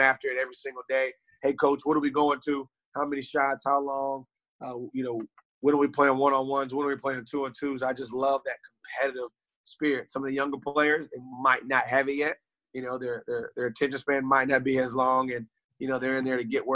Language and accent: English; Raleigh, North Carolina, United States; I grew up here in Raleigh, North Carolina